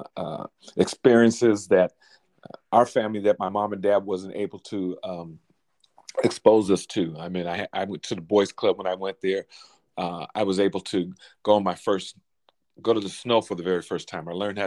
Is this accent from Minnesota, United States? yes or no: no; Alameda, California, United States; I grew up in Alameda, California, right outside of Oakland in Northern California